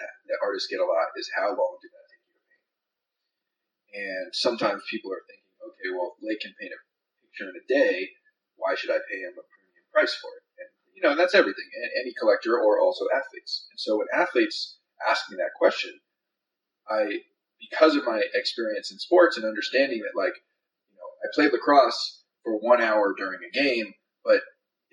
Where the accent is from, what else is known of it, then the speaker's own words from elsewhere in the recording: Northern California, United States; I grew up in Northern California